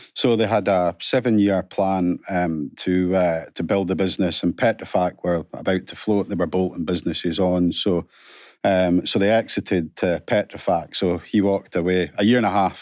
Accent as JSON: {"language": "English", "area": "Aberdeen", "region": "Scotland", "country": "United Kingdom", "tie": "born or raised there", "also_born_or_lived": "Alva / Callander", "said": "I went to three academies, um, originally Ellen Academy up in Aberdeen"}